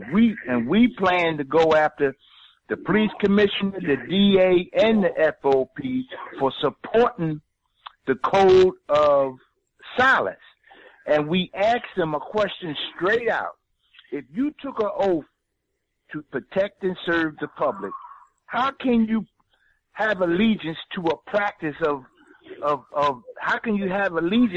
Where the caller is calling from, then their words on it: Philadelphia, Pennsylvania, United States; I'm from Philadelphia, Pennsylvania, and and we have the same problem here too.